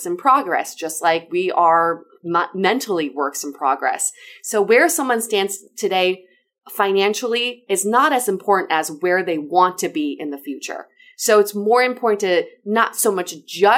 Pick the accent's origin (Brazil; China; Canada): China; moved away; I was born and raised in China.